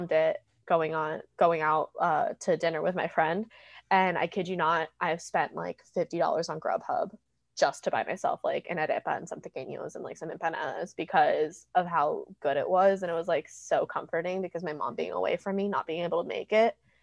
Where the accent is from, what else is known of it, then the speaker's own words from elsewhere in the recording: Virginia, United States; moved away as an adult; also born or lived in Pittsburgh, Pennsylvania; now in Los Angeles, United States; I was raised in Virginia, in, you can even Google it, the richest county of America